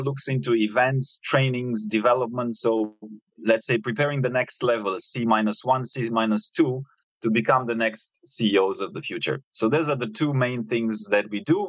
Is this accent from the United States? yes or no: no; Romania; moved away as an adult; now in Singapore; I was coming from Romania, where I'm originally from, Eastern Europe